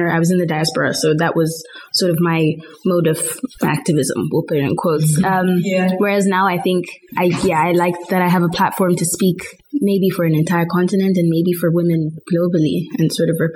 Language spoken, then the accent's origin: English; Botswana; moved away as an adult; also born or lived in Zimbabwe / Netherlands; now in Groningen, Netherlands; I'm from Zimbabwe. I grew up in Botswana for like 10 years or so. I'm 20